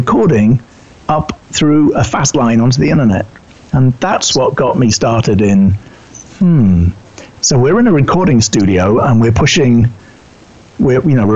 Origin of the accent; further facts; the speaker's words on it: United Kingdom; accent: British; moved away as an adult; also born or lived in New York City; You can tell by my accent, I'm originally British